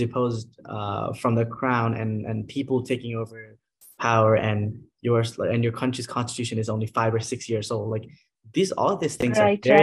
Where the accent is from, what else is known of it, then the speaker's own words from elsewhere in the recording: Nepal; English is a second language; moved away as an adult; now in United States; I was born and raised in Nepal